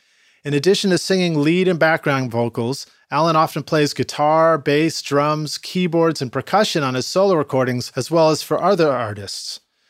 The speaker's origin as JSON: {"language": "English", "town": "New York City", "region": "New York", "country": "United States", "tie": "born or raised there", "said": "I grew up in Brooklyn too"}